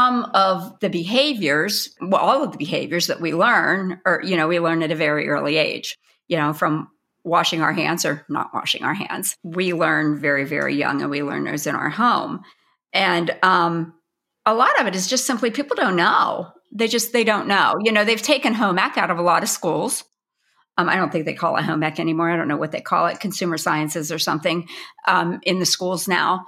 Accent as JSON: {"language": "English", "region": "Pennsylvania", "country": "United States"}